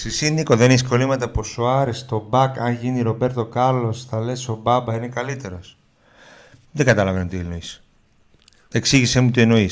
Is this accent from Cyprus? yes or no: no; Germany; now in Greece; Εγώ, εγώ που μεγάλωσα στη Γερμανία